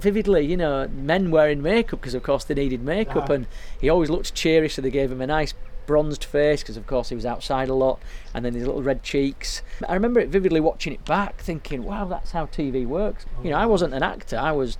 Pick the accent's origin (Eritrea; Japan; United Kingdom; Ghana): United Kingdom; Yorkshire and the Humber; accent: Yorkshire; obviously I'm from West Yorkshire and we're in North Yorkshire